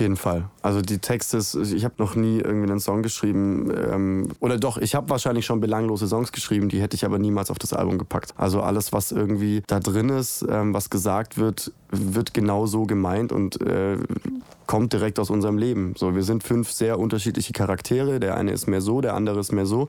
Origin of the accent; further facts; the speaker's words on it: Nürtingen, Baden-Württemberg, Germany; moved away as an adult; now in Stuttgart, Germany; weil ich da ursprünglich ja herkomme. Also ich, äh, ich bin groß geworden in Nürtingen und Umgebung